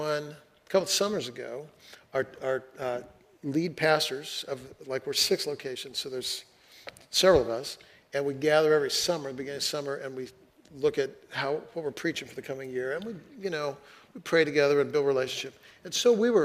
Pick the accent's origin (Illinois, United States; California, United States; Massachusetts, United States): California, United States; Fresno; now in Seattle, United States; I grew up in Fresno, California, and in the middle of the city